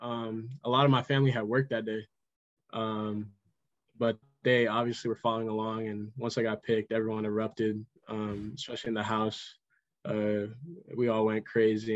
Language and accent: English; Pacifica, California, United States; We grew up playing in Pacifica together for that travel team, Pacifica Chaos.